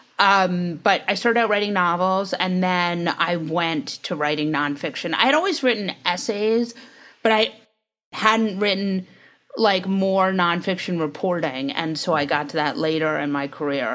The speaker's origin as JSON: {"language": "English", "region": "New York", "country": "United States", "tie": "born or raised there", "said": "I grew up in New York"}